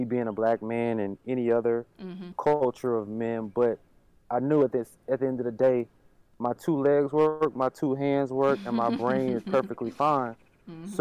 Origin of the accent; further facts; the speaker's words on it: Durham, North Carolina, United States; moved away as an adult; also born or lived in Washington, D.C.; now in Atlanta, United States; I grew up inner city in Durham, North Carolina